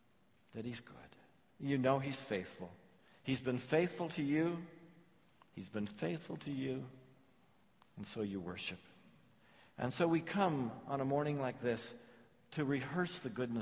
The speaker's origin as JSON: {"language": "English", "region": "England", "country": "United Kingdom", "said": "I'm English"}